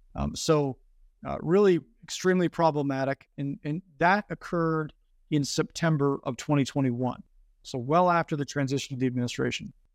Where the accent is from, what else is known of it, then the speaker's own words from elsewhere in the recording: Northern California, United States; moved away as an adult; I grew up originally in Northern California